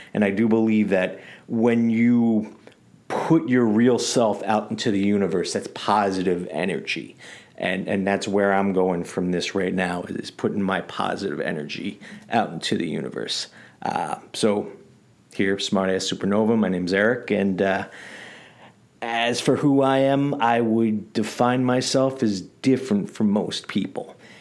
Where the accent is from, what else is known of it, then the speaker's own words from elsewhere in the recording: New York City, New York, United States; growing up in the Bronx in the eighties and nineties.